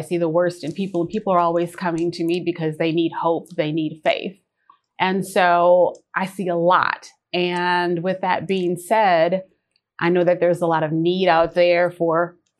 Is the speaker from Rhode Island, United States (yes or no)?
no; Wisconsin, United States; born there; moved away as an adult; now in Lawrenceville, United States; Well, I was born in Wisconsin and I moved here 26 years ago. So that means I am a Georgia peach.